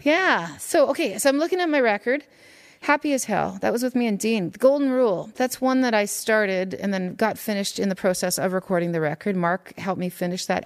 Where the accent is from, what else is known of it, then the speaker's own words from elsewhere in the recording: Saskatoon, Saskatchewan, Canada; I grew up in Saskatoon, Saskatchewan